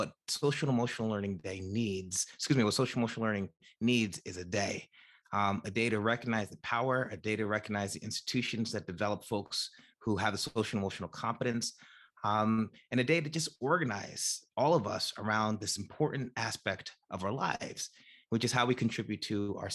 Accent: New Jersey, United States; I am from New Jersey originally, and I am from New Jersey today. I live in the same town I grew up in, New Jersey

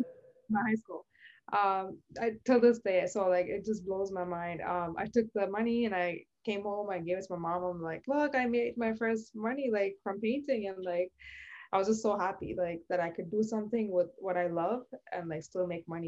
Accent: Sri Lanka; moved away as an adult; also born or lived in Toronto, Canada; now in Scarborough, Canada; I was born and raised in Sri Lanka

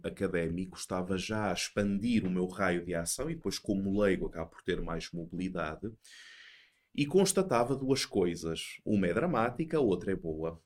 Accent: Portugal; moved away; also born or lived in Brazil; eu sou português, como já podem ter entendido, sou português

